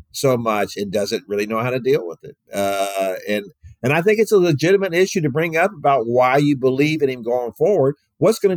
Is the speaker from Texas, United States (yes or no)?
yes; Houston, Texas, United States; I grew up in Houston with just a slew of stupid coaching decisions and hires and fires by Bud Adams when he owned the Oilers.